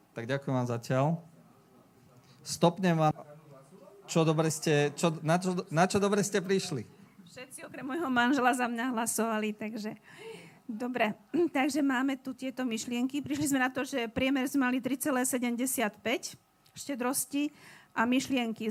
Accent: Bratislava, Bratislava Region, Slovakia; moved away as an adult; now in Leopoldov, Slovakia; Ja som bol z Bratislavy pôvodne

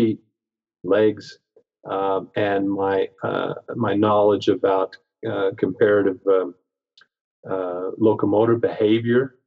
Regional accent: Pacific Northwest, United States; I grew up in the Pacific Northwest

